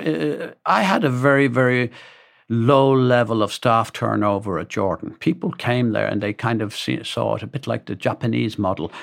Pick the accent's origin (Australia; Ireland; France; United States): Ireland; Dublin, Leinster; a guy called McTunney, for example, that we grew up in Dublin together